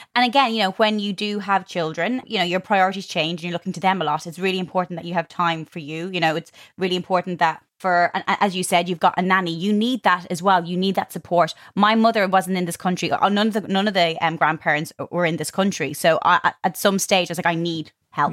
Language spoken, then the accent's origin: English; Ireland; moved away; growing up in Ireland